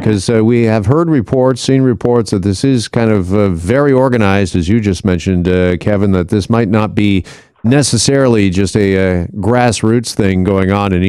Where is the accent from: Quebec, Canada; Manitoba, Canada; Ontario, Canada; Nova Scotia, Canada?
Ontario, Canada; Burlington; also born or lived in London, Ontario; now in Toronto, Canada; growing up in Burlington, me and my family, we were huge, I mean huge, CHML listeners.